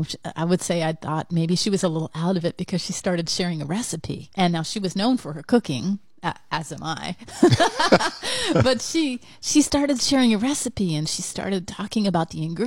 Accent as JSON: {"language": "English", "town": "Satellite Beach", "region": "Florida", "country": "United States", "tie": "born or raised there", "said": "I called Satellite Beach really my hometown. That's the place I identified with the most as my hometown, because I lived there for a whopping, 6 years, which was a record."}